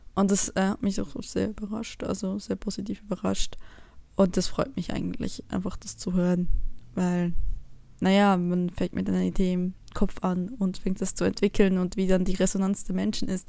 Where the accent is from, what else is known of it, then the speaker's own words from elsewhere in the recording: Switzerland; moved away; ich bin eine Schweizerin, die im Ausland lebt.